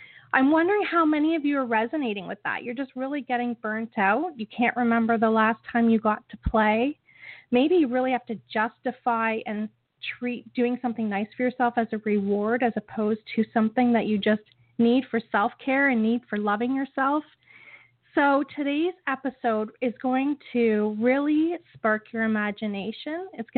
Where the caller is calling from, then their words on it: Niagara Falls, Ontario, Canada; I am calling in from Niagara Falls, Ontario